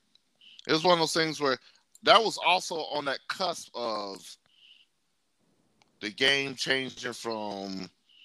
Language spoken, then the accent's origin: English; the Dirty South, United States; I grew up in the Dirty South